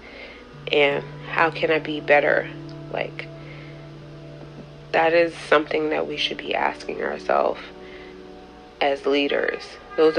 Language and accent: English; Jamaica